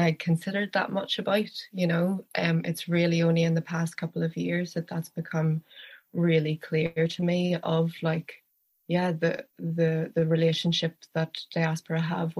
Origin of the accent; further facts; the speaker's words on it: Belfast, Northern Ireland, United Kingdom; now in Donegal, Ireland; I am originally from Belfast in the north of Ireland